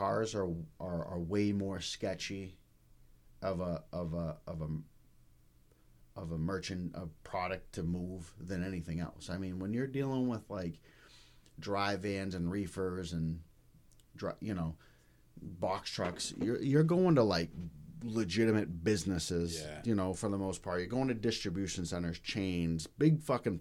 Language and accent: English; Denver, Colorado, United States; now in Maine, United States; I'm from Denver, Colorado. The west side of Denver, it was pretty rough growing up.